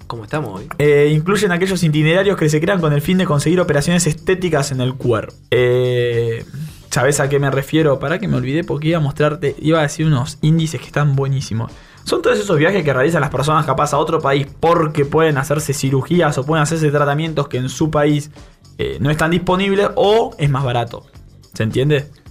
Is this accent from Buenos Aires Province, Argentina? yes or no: yes; Bahía Blanca, Buenos Aires Province, Argentina; Nosotros somos de Bahía Blanca